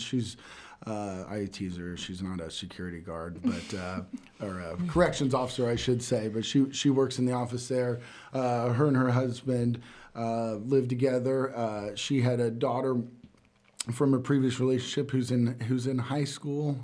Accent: Catlin, Illinois, United States; grew up in Catlin, uh, went to what was Catlin High School then

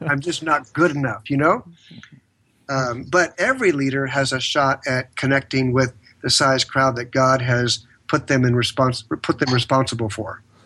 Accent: San Diego, California, United States; born and raised in San Diego, California

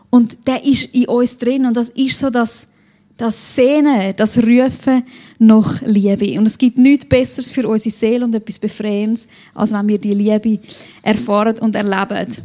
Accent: Switzerland; Als Schweizer kann man sich das ja auch nicht so gut vorstellen, dass jemand vor Freude juchzt.

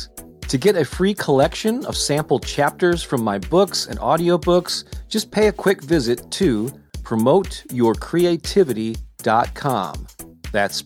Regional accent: St. Louis, Missouri, United States; I'm born and raised in St. Louis, Missouri, which is where my home office is here

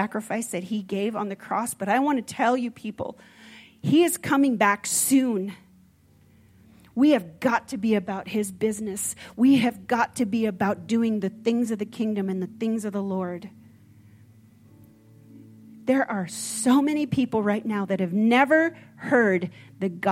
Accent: Minnesota, United States; I'm from Minnesota

